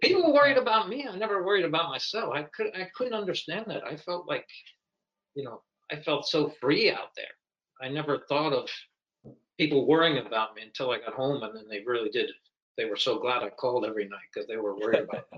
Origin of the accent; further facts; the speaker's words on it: Pennsylvania, United States; I grew up in Pennsylvania